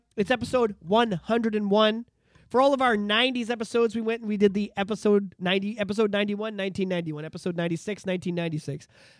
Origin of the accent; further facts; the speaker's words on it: Oshawa, Ontario, Canada; This was the year that, like, I grew up in Oshawa and I loved it and I was very attached to it, you know, and it was, it molds you, you know?